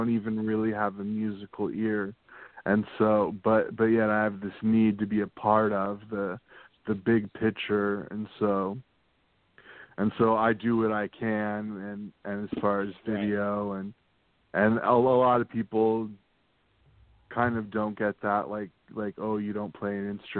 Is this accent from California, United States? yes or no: yes; San Diego, California, United States; I grew up in San Diego, so I went to the San Diego Comic Con every